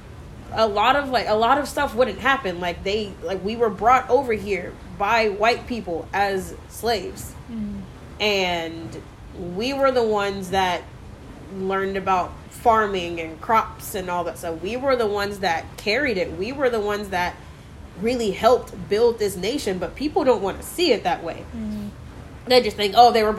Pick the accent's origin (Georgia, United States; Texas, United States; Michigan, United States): Texas, United States; McKinney; also born or lived in Dallas; I was born in Dallas, and all of my family is here in Dallas, but I grew up in McKinney, and I still live there